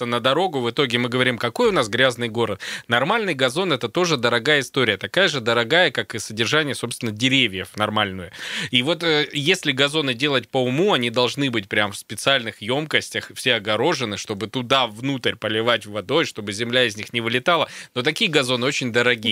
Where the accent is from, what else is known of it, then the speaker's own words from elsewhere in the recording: Krasnoyarsk, Krasnoyarsk Krai, Russia; коренного красноярца